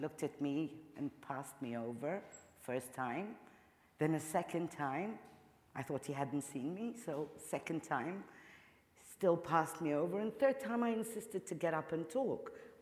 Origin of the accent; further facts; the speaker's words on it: Egypt; I come from Egypt.